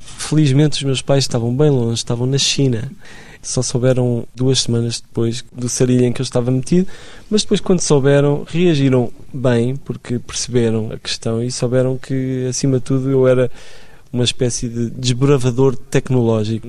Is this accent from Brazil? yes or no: no; Lisbon, Portugal; Eu cresci em Benfica